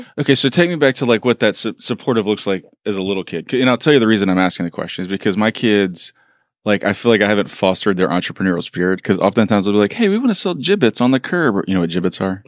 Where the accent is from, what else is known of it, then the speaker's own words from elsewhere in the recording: Beaumont, Texas, United States; Beaumont, but sorry, it's a little tiny town